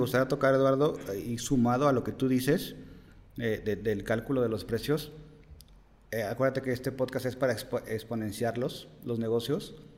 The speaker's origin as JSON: {"language": "Spanish", "country": "Mexico", "said": "nos da miedo como mexicanos"}